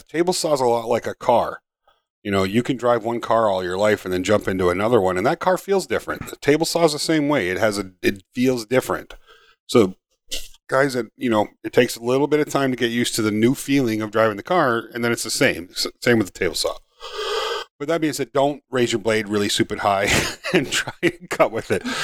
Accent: Upper Peninsula of Michigan, United States; I grew up in Upper Michigan, there wasn't a hundred thousand people in the U P

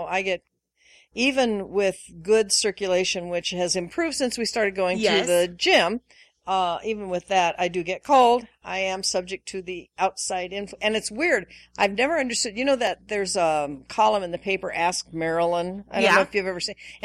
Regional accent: Washington, United States; moved away; I grew up in Washington State, various parts of Washington State, where, for the most part, there were four distinct seasons

